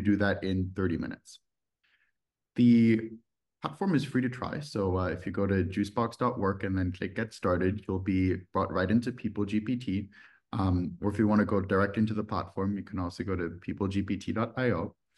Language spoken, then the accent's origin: English; Düsseldorf, North Rhine-Westphalia, Germany; moved away; also born or lived in United States; I'm originally from Germany. I grew up in a city called Düsseldorf